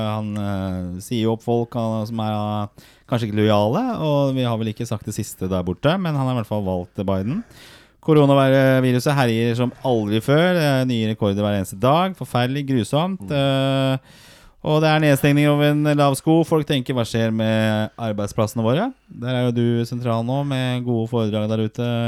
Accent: Oslo, Norway; now in Bærum, Norway; jeg er oppvokst på Torshov og østkanten.

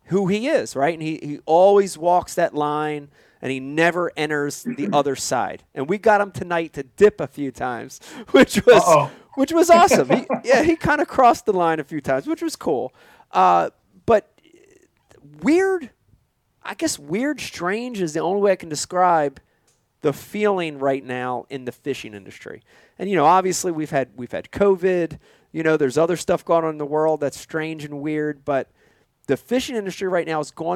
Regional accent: New Jersey, United States; People ask where we're from, we say Jersey

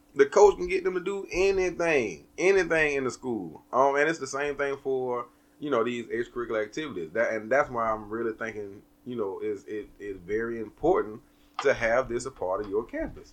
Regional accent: the South, United States; We're from the South

